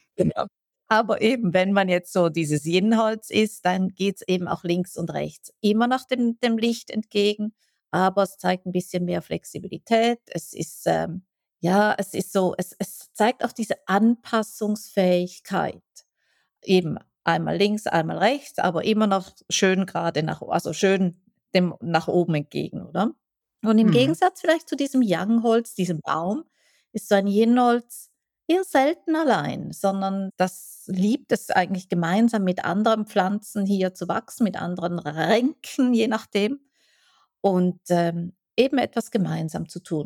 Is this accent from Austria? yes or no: no; Switzerland; ich als Schweizerin